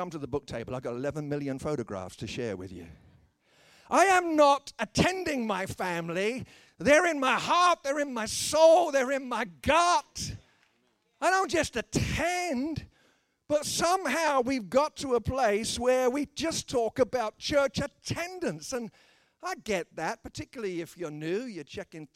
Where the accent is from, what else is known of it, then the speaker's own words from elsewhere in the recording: United Kingdom; I'm a British person